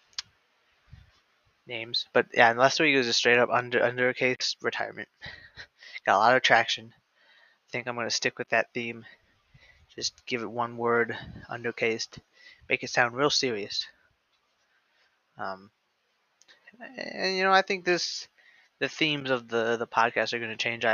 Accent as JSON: {"language": "English", "region": "Midwest", "country": "United States", "said": "I'm from the Midwest."}